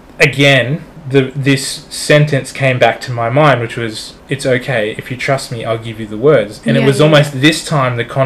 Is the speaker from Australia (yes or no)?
yes; Australia; I'm Australian